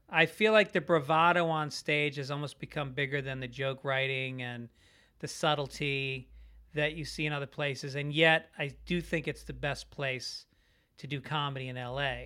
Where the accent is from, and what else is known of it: Tarrytown, New York, United States; born or raised there; moved away as an adult; also born or lived in Bronx, New York / Boston; now in Los Angeles, United States